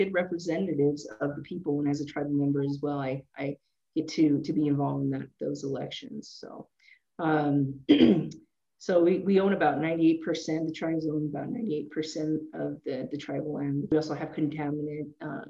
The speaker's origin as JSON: {"language": "English", "town": "Fort Hall", "region": "Idaho", "country": "United States", "said": "we're from Fort Hall, Idaho. So this is the Fort Hall Indian Reservation"}